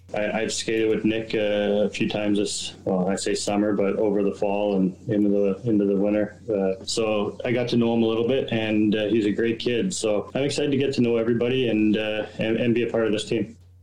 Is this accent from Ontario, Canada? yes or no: yes; New Liskeard, Ontario, Canada; being so close to the border in, in Northern Ontario